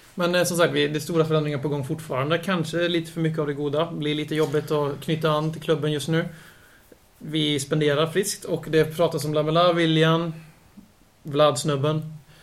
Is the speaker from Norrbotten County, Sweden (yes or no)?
no; Lidköping, Västra Götaland, Sweden; Jag föddes faktiskt inte i Lidköping. Jag blev ju tvingad att bo där på 75% sen jag var fem år